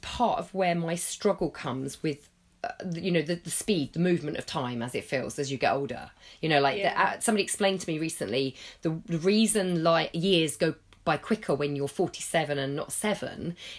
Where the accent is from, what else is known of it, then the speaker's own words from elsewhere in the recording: England, United Kingdom; we're British and I live in England